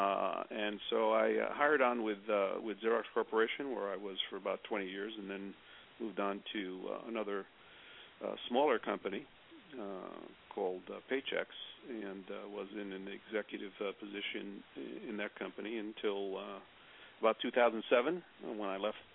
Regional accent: New York City, New York, United States; I grew up on the Lower East Side of New York and went to school in New York City

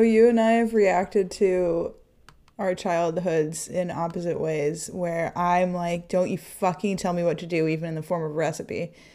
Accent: San Jose, California, United States; born or raised there

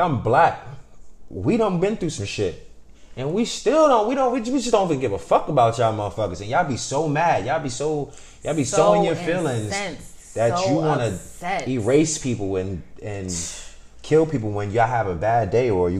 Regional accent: New York City, New York, United States; I grew up in the Bronx

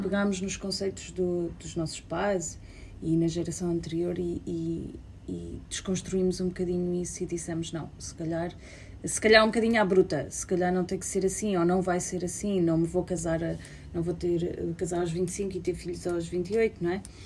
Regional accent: Portugal; moved away; nos primeiros anos que imigrei e voltava hum. a Portugal

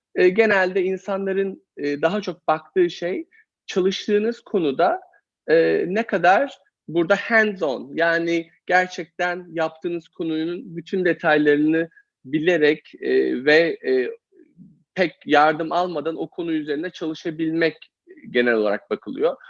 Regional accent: Eskişehir, Turkey; moved away as an adult; also born or lived in Copenhagen; now in United States; Eskişehirliyim. E, Eskişehir'de doğdum, büyüdüm.

